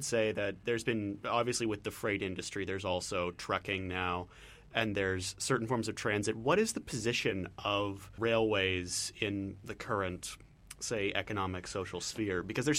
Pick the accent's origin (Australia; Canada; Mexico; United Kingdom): Canada; Ontario; I'm from Ontario.